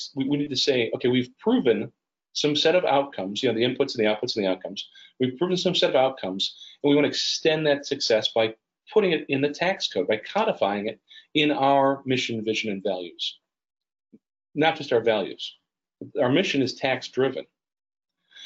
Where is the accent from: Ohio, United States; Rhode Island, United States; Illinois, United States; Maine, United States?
Illinois, United States; Berwyn; my hometown of Berwyn, Illinois